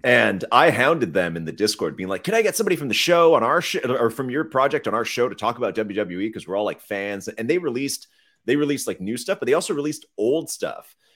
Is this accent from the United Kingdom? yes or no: no; Canada; we're Canadian